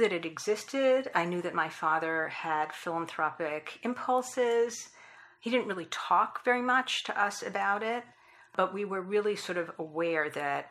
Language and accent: English; Long Island, New York, United States; moved away as an adult; now in Washington, D.C., United States; I grew up on Long Island outside of New York City